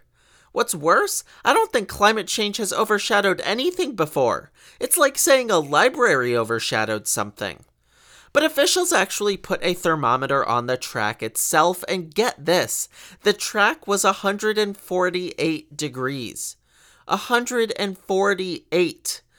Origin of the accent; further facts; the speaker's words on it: Connecticut, United States; I'm from Connecticut